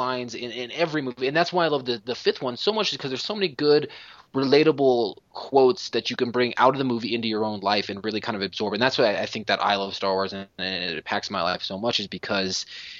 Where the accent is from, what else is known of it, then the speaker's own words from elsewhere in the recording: Colorado, United States; moved away; also born or lived in Wisconsin; I'm from Colorado. I've also lived in Wisconsin.